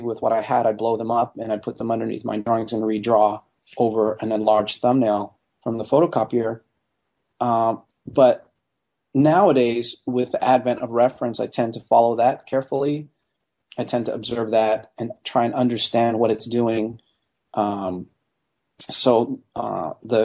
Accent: Montreal, Quebec, Canada; moved away as an adult; growing up in Montreal and seeing National Film Board animation on television all the time

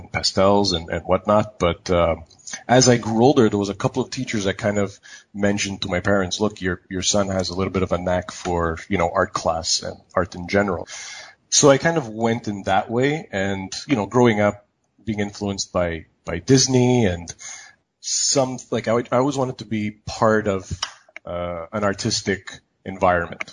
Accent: Montreal, Quebec, Canada; moved away as an adult; also born or lived in Toronto / San Francisco; now in Vancouver, Canada; I'm actually from Montreal.

